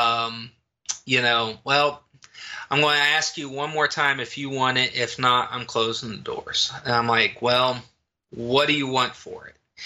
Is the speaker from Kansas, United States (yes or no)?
yes; rural Kansas, United States; moved away; back in my hometown, back in rural Kansas, but the town that I grew up in and liked